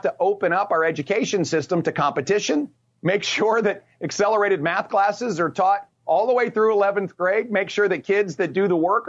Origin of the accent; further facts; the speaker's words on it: Richmond, Virginia, United States; Well, I was born in a little part of Richmond called Bonaire. And in seventh grade, my dad lost his job and my mom pulled our family together and moved us all down to the beach for a bit of a restart.